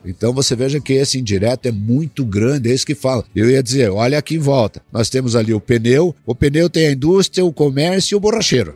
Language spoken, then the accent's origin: Portuguese; southern Paraná, Brazil; also born or lived in Rio Grande do Sul; now in Cascavel, Brazil; Eu sou nascido no Rio Grande do Sul, né? Ah, é. Fui nascido no Rio Grande do Sul, criado, comecei a ser criado no sul do Paraná, e vim aí acabei caindo em Cascavel